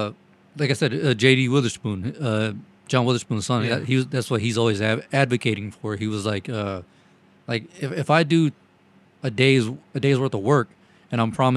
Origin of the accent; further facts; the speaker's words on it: the South, United States; accent: southern; We're all from the South.